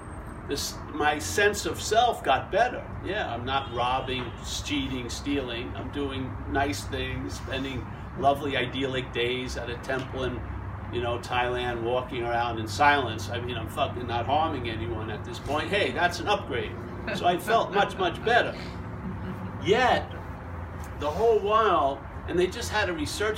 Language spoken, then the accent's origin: English; Long Island, New York, United States; I'm from Long Island, New York